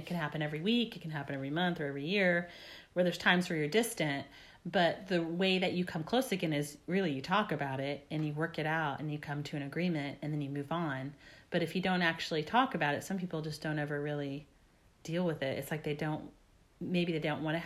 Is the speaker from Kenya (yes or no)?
no; Texas, United States; I'm from Texas